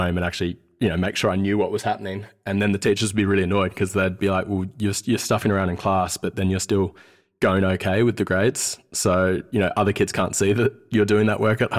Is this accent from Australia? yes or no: yes; Sydney, New South Wales, Australia; accent: Australian; also born or lived in Wellington, New Zealand; We grew up in West Sydney, in Carlingford, and my brothers and I quickly lost our Kiwi accent after getting told to say six over and over again